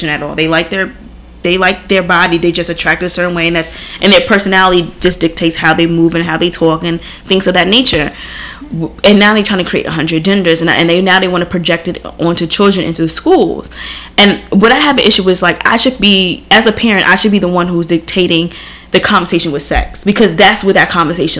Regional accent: New York City, New York, United States; I'm a New Yorker at heart

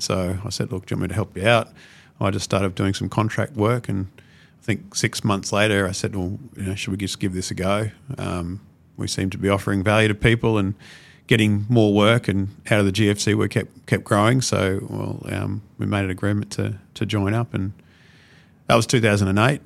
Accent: Brisbane, Queensland, Australia; I'm a Brisbane boy

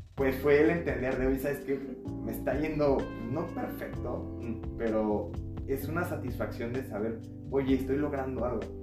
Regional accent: Mexico; nos llevamos como mexicanos

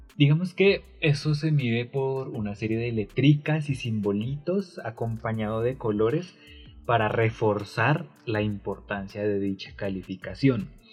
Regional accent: Colombia; somos colombianos

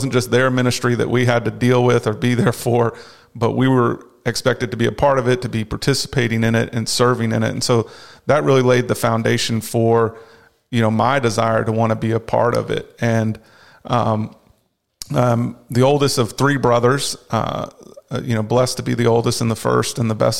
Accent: Dallas, Texas, United States; also born or lived in Arlington, United States; I was born in Arlington, Virginia. Then my parents were served in that Northern Virginia area, Washington, D.C. area for a few years. And then we moved to Dallas, Texas. Mm-hmm. Started school in Dallas area

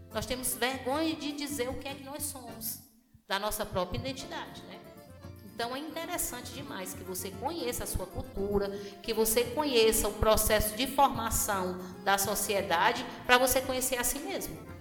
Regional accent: Tianguá, Ceará, Brazil; Tianguá é o meu porto seguro, é o local onde eu nasci e eu pretendo morrer

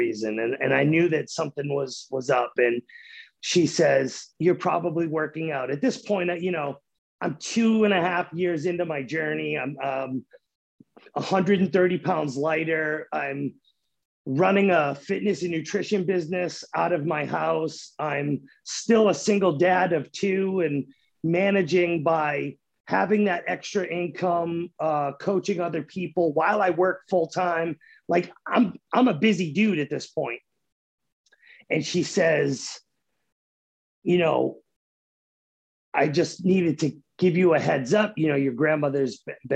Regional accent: 30 minutes north of Boston, Massachusetts, United States; moved away as an adult; now in Oklahoma, United States; I grew up 30 minutes north of Boston my whole life

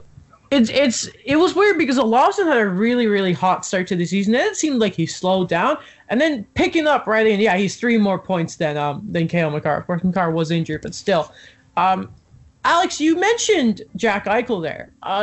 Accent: Canada; my home country, the country I have grown up in.

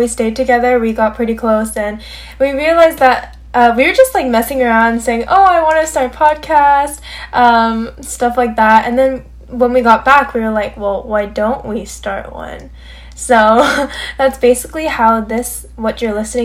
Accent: Bay Area, California, United States; we're from the Bay Area

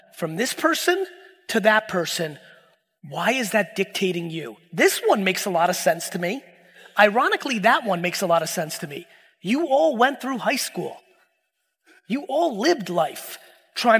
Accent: Edison, New Jersey, United States; also born or lived in Soviet Union; me being born in the Soviet Union, me growing up in Edison

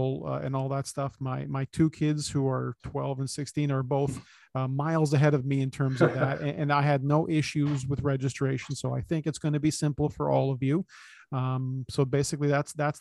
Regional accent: Toronto, Ontario, Canada; I was born and raised in East Side of Scarborough, literally on the border of North York and Scarborough.

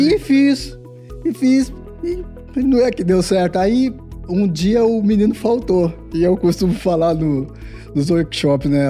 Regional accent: Diadema, São Paulo, Brazil; a gente nasceu em, é, em Diadema, num, num, bairro chamado Guacuri, bem muito simples

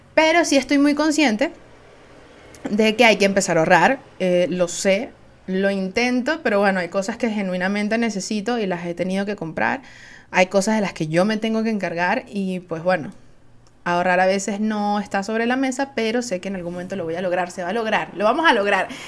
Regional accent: Venezuela; Soy una jeva de Venezuela

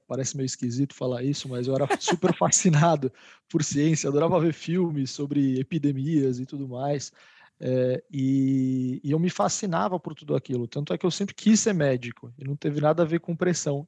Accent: São Paulo, Brazil; nascidos e criados em São Paulo

